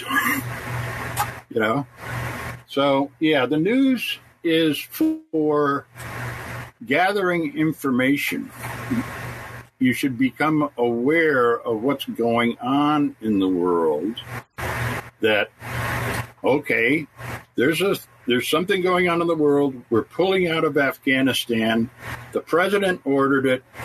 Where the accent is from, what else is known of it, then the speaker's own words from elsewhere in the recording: New York, United States; I was born here in New York, in New York, so I was born in the USA